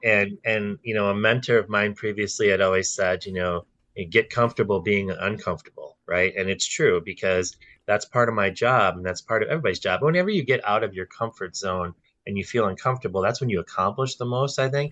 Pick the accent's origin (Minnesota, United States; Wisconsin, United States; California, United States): Wisconsin, United States; Brookfield; also born or lived in New Berlin, Wisconsin; I grew up in Brookfield and I literally migrated five minutes south to New Berlin